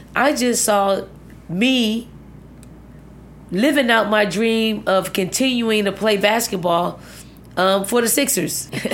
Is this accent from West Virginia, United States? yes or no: no; Philadelphia, Pennsylvania, United States; moved away as an adult; also born or lived in Virginia; the housing projects that I grew up in, I mean, it was probably ninety-nine point nine percent black